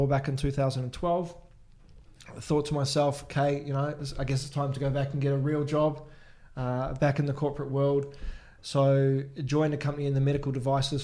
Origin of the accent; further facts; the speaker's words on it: Wellington, New Zealand; I grew up in Wellington in New Zealand